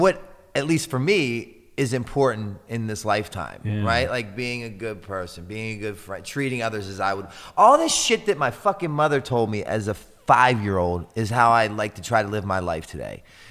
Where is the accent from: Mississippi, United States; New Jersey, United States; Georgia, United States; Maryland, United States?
Maryland, United States; Baltimore; I brought him back to Baltimore to stay at my house one weekend